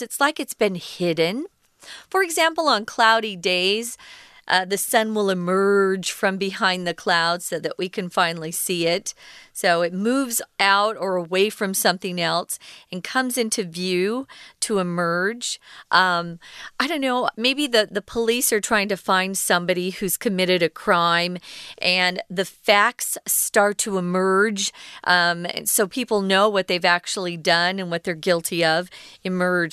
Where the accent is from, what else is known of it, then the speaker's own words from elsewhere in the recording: Arizona, United States; moved away; also born or lived in New York; I grew up in Arizona. We're right close to Mexico